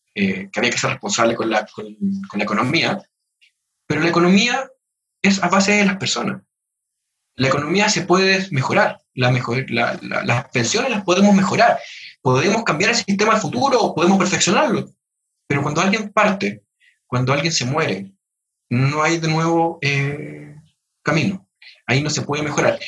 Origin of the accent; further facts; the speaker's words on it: Chile; todos somos chilenos